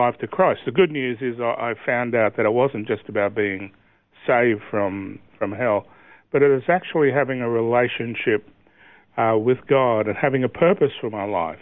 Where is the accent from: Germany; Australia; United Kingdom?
Australia; Brisbane, Queensland; I was born in Brisbane and grew up on the south side at a place called Holland Park